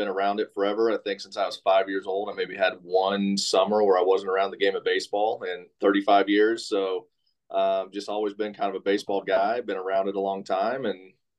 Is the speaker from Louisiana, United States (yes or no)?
no; Kokomo, Indiana, United States; I'm a kid from Kokomo, grew up in Kokomo, Indiana, went to Western High School.